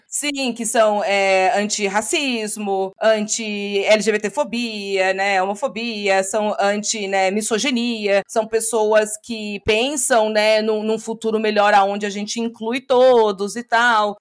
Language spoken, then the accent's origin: Portuguese; Brazil; moved away as an adult; now in Denver, United States; eu era brasileira